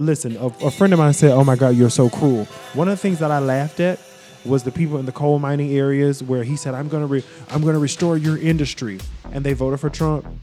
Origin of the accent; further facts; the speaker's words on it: Greensboro, North Carolina, United States; I'm, I'm from Greensboro, North Carolina